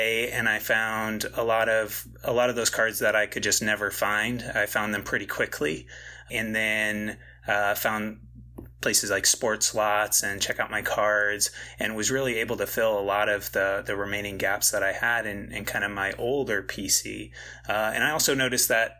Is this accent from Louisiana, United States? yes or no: no; Central Illinois, United States; I grew up in Central Illinois